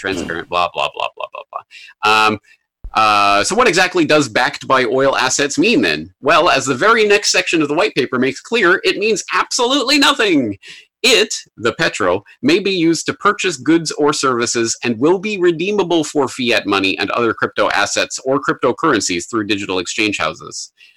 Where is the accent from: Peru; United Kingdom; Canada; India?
Canada; now in Japan; I'm a Canadian in Japan